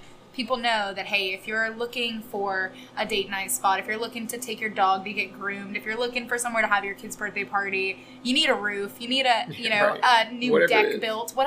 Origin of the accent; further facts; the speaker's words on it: Raleigh, North Carolina, United States; also born or lived in Wilmington, North Carolina; now in Emerald Isle, United States; I grew up in Raleigh, but I went to UNC Wilmington